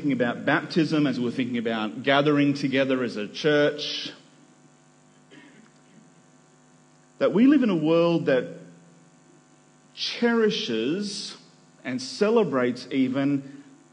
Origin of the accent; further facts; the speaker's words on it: Nambour, Queensland, Australia; moved away; also born or lived in New South Wales; I was born in Nambour on the Sunshine Coast in the great state of Queensland